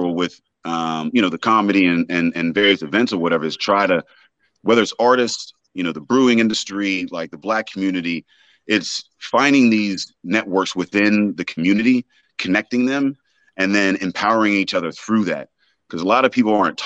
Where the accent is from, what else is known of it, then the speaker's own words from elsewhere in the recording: Braddock, Pennsylvania, United States; now in Pittsburgh, United States; I'm from Braddock originally